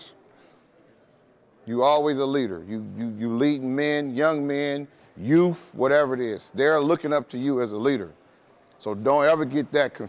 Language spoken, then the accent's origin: English; Oakland, California, United States; I'm born and raised in Oakland, California